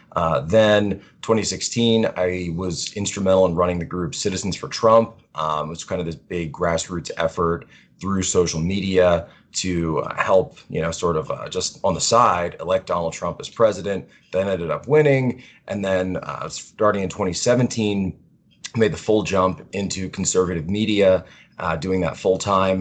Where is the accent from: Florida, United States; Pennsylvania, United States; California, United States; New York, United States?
Pennsylvania, United States; Philadelphia; moved away as an adult; now in Washington, D.C., United States; originally from Philadelphia, Pennsylvania area